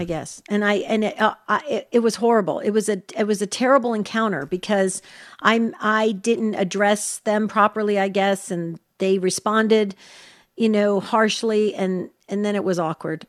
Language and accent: English; New Jersey, United States; where I grew up in New Jersey we tend to have no filter